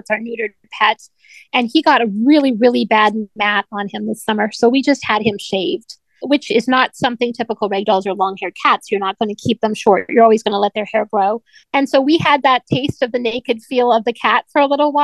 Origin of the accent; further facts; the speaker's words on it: Canada; I grew up in Canada, so of course I love my native country as well.